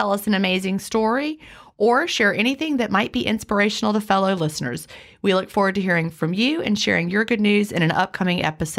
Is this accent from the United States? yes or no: yes; Lynchburg, Virginia, United States; I grew up out outside of Lynchburg, Virginia in the mountains, and we would go on like field trips to Williamsburg.